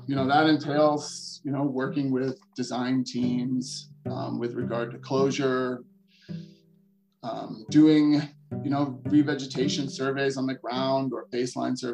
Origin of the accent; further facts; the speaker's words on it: Chicago, Illinois, United States; moved away as an adult; also born or lived in Colorado; I was coming from suburban Chicago